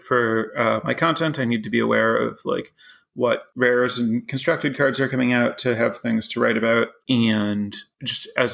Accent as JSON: {"language": "English", "town": "Chicago", "region": "Illinois", "country": "United States", "tie": "born or raised there", "moved": "as an adult", "lives_now": "Madison, United States", "said": "I grew up in the Chicago area, so about 2 hours from here"}